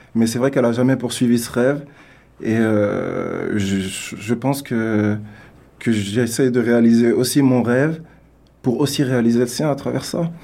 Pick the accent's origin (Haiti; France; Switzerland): France; also born or lived in Africa; now in Canada; artiste né en France. Euh, qui au début a évolué en France, puis euh, je suis allé en Afrique parce que j'ai des origines africaines. Et euh, depuis trois ans, je suis au Canada